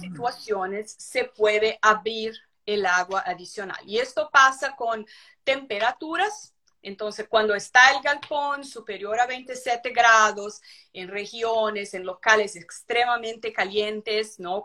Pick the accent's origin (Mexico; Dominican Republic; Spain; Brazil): Brazil; São Paulo; Spanish is a second language; also born or lived in Curitiba, Brazil; yo soy de São Paulo, Brasil